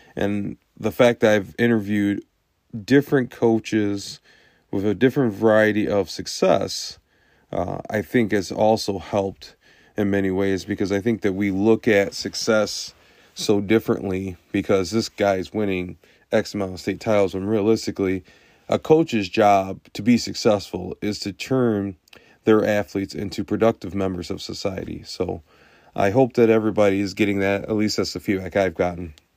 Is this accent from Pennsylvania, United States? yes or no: no; Lansing, Michigan, United States; I'm from the Lansing area.